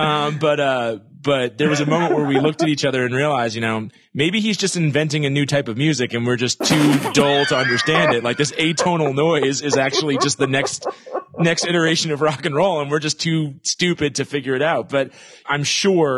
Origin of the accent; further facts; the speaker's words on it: New York, United States; growing up in New York, there'd be these amazing shows that you couldn't get